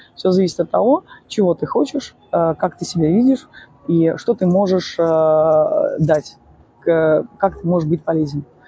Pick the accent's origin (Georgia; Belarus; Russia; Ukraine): Ukraine; Odesa, Odesa Oblast; я из Одессы